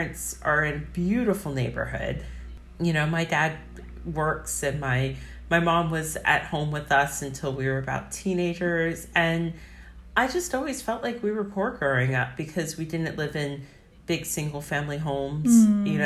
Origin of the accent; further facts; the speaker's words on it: Northern Virginia, United States; I grew up in Northern Virginia in a very affluent area.